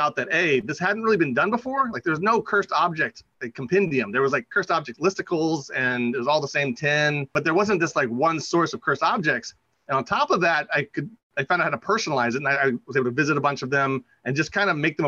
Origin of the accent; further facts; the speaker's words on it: D.C. area, Maryland, United States; also born or lived in Virginia; from my hometown, so I'm from the D.C. area. I'm from Maryland, all the way around Maryland, and Virginia too.